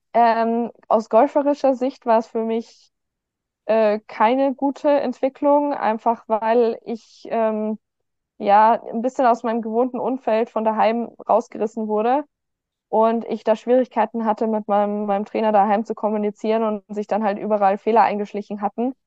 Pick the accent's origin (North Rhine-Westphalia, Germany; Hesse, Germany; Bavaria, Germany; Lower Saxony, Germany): Bavaria, Germany; Garmisch-Partenkirchen; ich bin geboren, aufgewachsen in Garmisch-Partenkirchen, in Garmisch, um genau zu sein